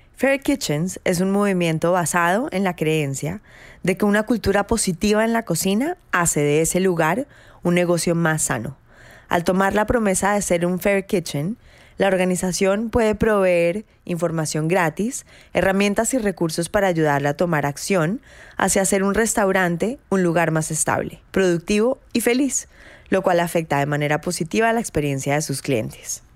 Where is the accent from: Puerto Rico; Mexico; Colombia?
Colombia; nosotros somos colombianos